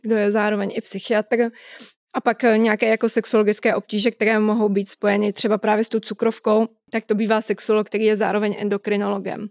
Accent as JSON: {"language": "Czech", "country": "Czechia", "said": "u nás v Čechách"}